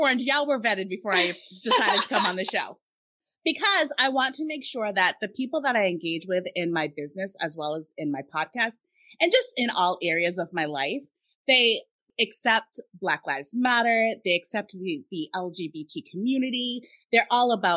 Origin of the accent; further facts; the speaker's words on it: Massachusetts, United States; we're from Massachusetts